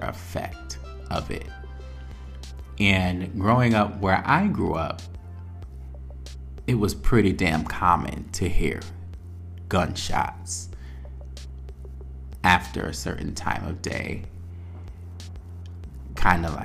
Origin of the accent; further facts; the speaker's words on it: New Haven, Connecticut, United States; I was born in New Haven, Connecticut at St. Raphael Hospital